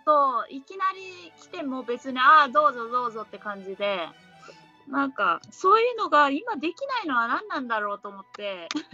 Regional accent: Ehime, Japan; born or raised there

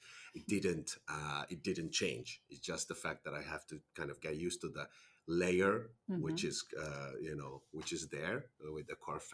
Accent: Finland; moved away as an adult; As I was born and raised in Finland, I moved away from Finland in my early 20s.

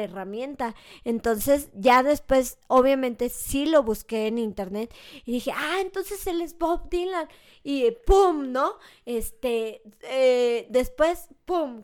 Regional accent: Mexico; soy mexicano

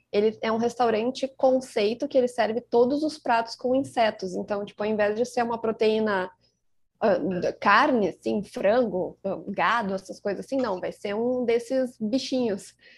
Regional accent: Rio Grande do Sul, Brazil; accent: gaúcho; Eu que sou gaúcha, como dá pra perceber pelo sotaque

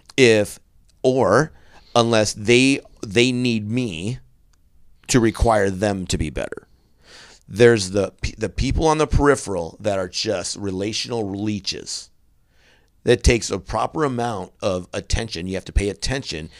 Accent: central Wisconsin, United States; moved away; in my hometown, it's it's I come from a town in central Wisconsin that's twenty thousand people in it

